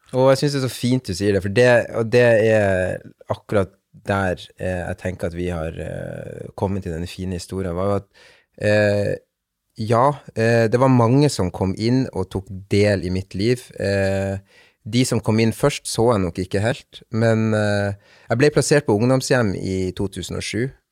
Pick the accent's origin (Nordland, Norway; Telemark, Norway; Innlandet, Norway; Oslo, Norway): Nordland, Norway; Bodø; also born or lived in Cali, Colombia; jeg er adoptert fra Colombia, fra en, eh, en, by som heter Cali. Um, og kom da til Bodø i mars 1995. Var rundt 22 måneder gammel